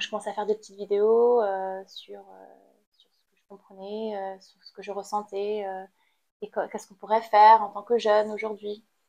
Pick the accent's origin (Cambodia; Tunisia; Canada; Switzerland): Cambodia; born or raised there; moved away as an adult; now in France